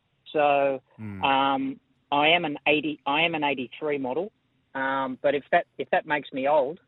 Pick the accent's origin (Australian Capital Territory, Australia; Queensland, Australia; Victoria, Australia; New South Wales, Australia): New South Wales, Australia; Belmore; I grew up in Belmore with my grandparents